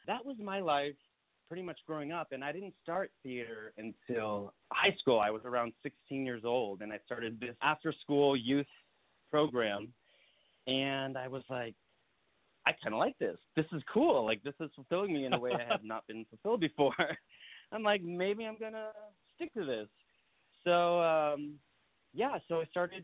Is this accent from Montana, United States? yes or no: no; Santee, California, United States; moved away as an adult; also born or lived in New York; I grew up in a little town called Santee, California. It's East County, San Diego